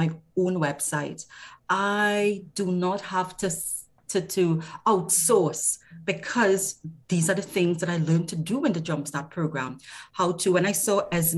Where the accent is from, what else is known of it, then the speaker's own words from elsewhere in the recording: Trinidad & Tobago; I'm from Trinidad and Tobago